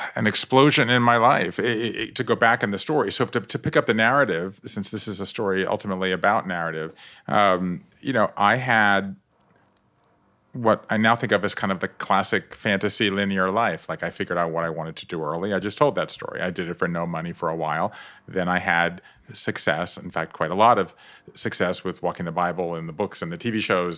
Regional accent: Savannah, Georgia, United States; moved away; I grew up on the coast of Georgia, not Atlanta

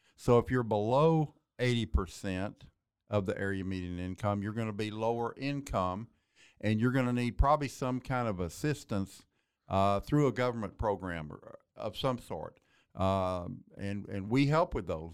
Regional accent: Waco, Texas, United States; also born or lived in Kaufman, Texas; born and raised in Waco

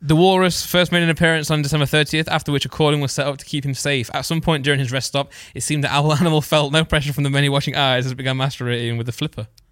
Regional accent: East Midlands, United Kingdom; I'm from Midlands

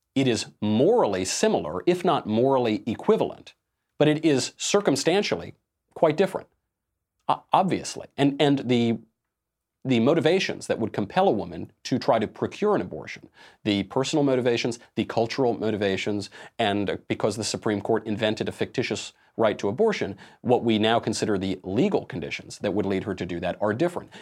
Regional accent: New York City, New York, United States; being a New Yorker myself, I'm in New York all the time. I've lived in New York for a long time

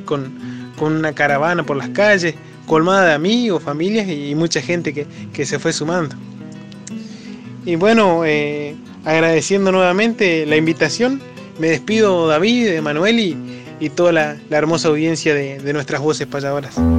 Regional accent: San Cristóbal, Santa Fe, Argentina; payador de San Cristóbal, provincia de Santa Fe

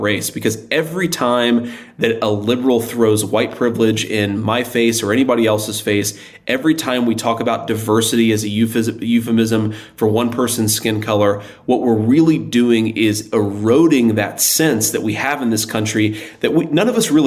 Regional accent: Middletown, Ohio, United States; I'm from Middletown, Ohio

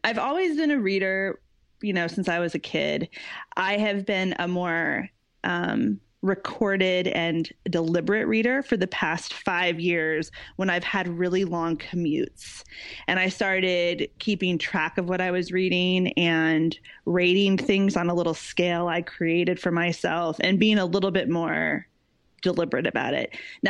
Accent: Midwest, United States; moved away as an adult; now in London, United Kingdom; I am an American expat. I live in London currently. I'm from the Midwest in the US, but I have been living in London for the past 3 years. I moved over here for my work, which is in marketing.

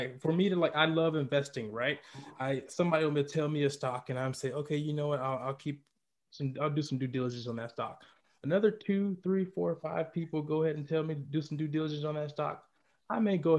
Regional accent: Atlanta, Georgia, United States; I'm from Atlanta, and everybody knows that's like the gay capital of the South right there.

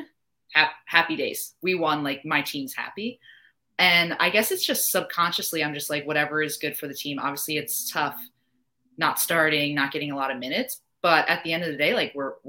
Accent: New Jersey, United States; moved away as an adult; also born or lived in Virginia / Boston / Utah / Kansas; now in North Carolina, United States; I'm obviously from New Jersey

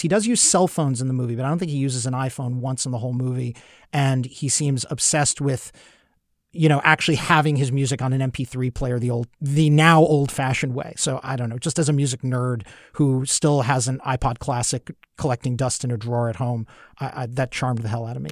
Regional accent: New York City, New York, United States; I grew up in Brooklyn in the seventies

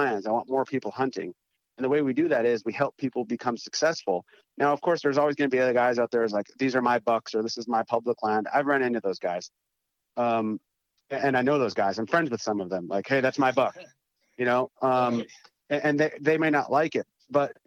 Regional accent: North Dakota, United States; moved away as an adult; also born or lived in East Coast; growing up in North Dakota

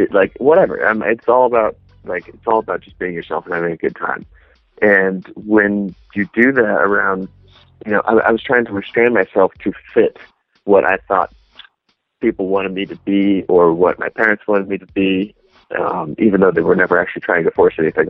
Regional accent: Garden Grove, California, United States; also born or lived in Fountain Valley, California; I grew up in an area called Garden Grove, and after that I moved to an area called Fountain Valley

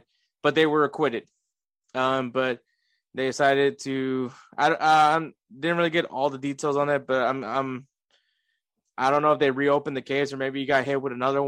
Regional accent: United States; we're American

